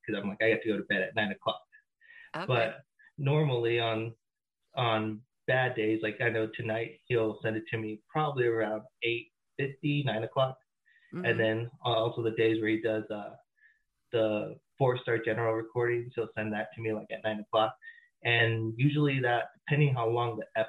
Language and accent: English; Redlands, California, United States; now in Crestline, United States; I'm originally from Redlands, which is considered the jewel of the Inland Empire.